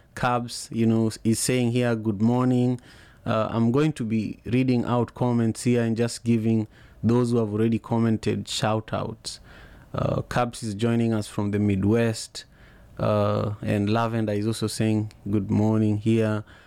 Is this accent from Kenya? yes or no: yes; Kenya; growing up in Kenya